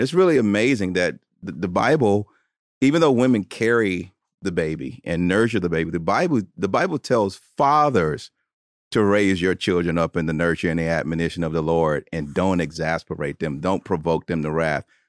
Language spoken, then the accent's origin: English; Tuscaloosa, Alabama, United States; born or raised there